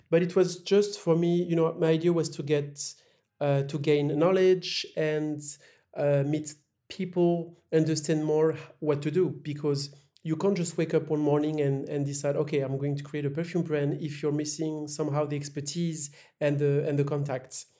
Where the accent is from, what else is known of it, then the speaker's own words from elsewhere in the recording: La Roche-Posay, Nouvelle-Aquitaine, France; moved away; also born or lived in Paris; I was born in Paris, but I grew up in a very small city called La Roche-Posay